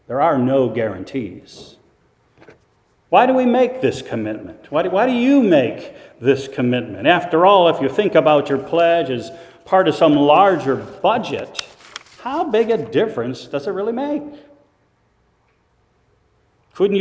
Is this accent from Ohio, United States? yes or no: yes; Waterville, Ohio, United States; I lived in a rural community in Northwest Ohio, Waterville, Ohio.